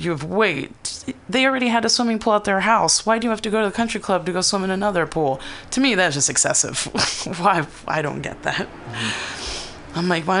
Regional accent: East Palo Alto, California, United States; I grew up in East Palo Alto, which is like predominantly Black people.

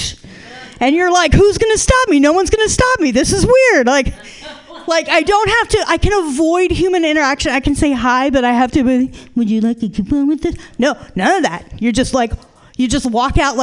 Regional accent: Tucson, Arizona, United States; now in San Francisco, United States; I grew up in Tucson, Arizona

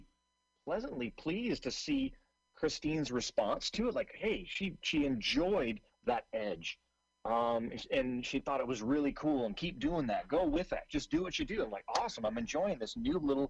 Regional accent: Seattle, Washington, United States; I'm originally from Seattle

